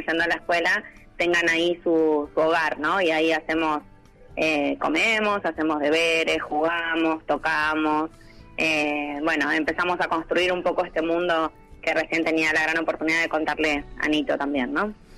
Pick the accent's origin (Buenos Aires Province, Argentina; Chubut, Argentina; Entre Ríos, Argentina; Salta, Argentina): Buenos Aires Province, Argentina; Chascomús; moved away as an adult; los niños de mi pueblo